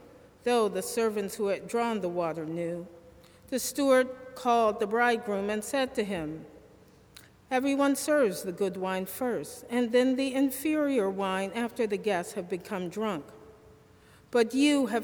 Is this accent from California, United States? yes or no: no; Detroit, Michigan, United States; Growing up in Detroit, I always relished the stories of the accomplishments of my parents and their friends